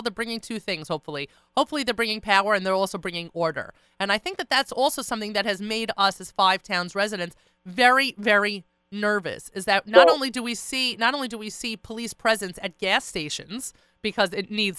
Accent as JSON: {"language": "English", "town": "Long Beach", "region": "New York", "country": "United States", "tie": "born or raised there", "said": "As a person who grew up in Long Beach, I spent, you know, the first 10 years of my life growing up in Long Beach"}